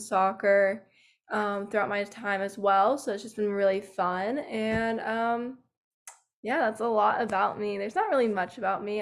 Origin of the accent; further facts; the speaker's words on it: Georgia, United States; moved away as an adult; now in Tennessee, United States; I'm actually from Georgia, but I go to school in Tennessee.